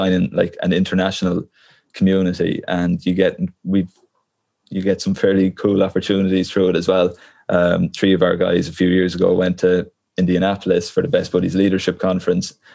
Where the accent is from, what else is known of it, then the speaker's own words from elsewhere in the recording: Portarlington, Leinster, Ireland; now in Galway, Ireland; I'm from Port Arlington